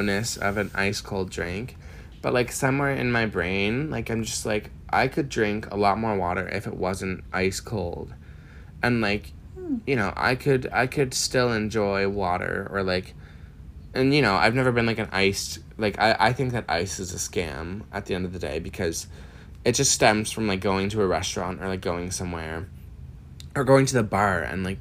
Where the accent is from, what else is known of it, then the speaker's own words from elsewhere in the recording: Miramichi, New Brunswick, Canada; moved away as an adult; now in Halifax, Canada; I come from Miramichi, New Brunswick, very small.